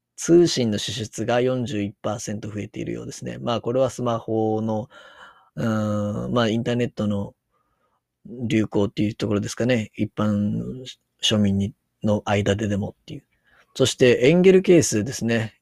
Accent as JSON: {"language": "Japanese", "region": "Kansai", "country": "Japan", "accent": "Kansai dialect", "said": "関西弁が出てますね。いや、関西弁で話すと落ち着けますね"}